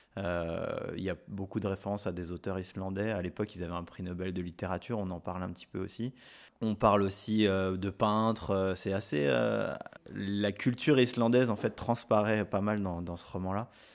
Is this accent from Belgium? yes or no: no; France; chez nous en France